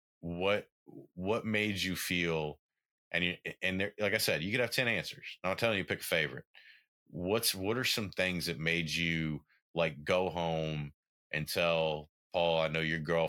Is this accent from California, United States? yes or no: no; southwest Tennessee, United States; I grew up in Tennessee, in the far southwest corner of Tennessee.